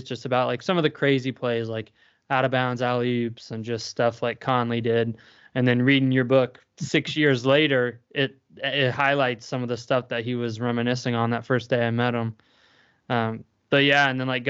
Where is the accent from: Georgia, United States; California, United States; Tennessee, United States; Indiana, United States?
Indiana, United States; Brookville; I'm from Brookville, Indiana. Like, we're right on the Ohio border, so I'm nowhere near like central Indiana